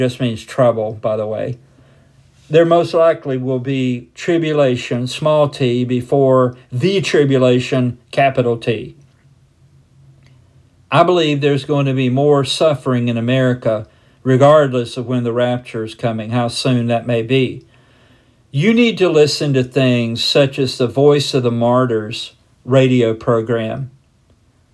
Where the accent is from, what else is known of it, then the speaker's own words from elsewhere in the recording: United States; as most of us as American Christians have been